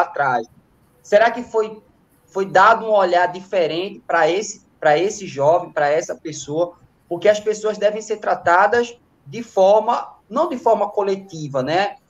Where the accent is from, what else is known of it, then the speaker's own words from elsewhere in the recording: Recife, Pernambuco, Brazil; Eu sou da Zona Sul